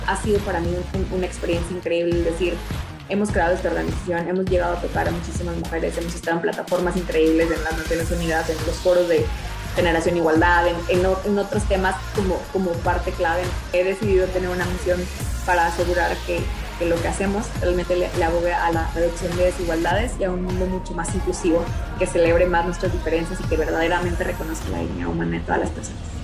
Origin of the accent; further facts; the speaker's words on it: Mexico; soy mexicana